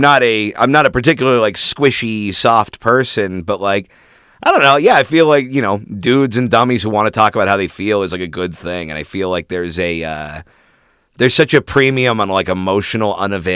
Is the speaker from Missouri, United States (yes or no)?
no; Orange County, California, United States; I'm from Orange County, which is like the broiest bro place in the world.